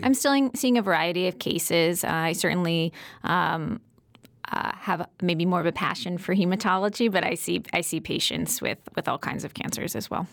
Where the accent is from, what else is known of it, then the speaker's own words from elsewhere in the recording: Connecticut, United States; moved away as an adult; also born or lived in New York City; I grew up in Connecticut, though, so this is my home.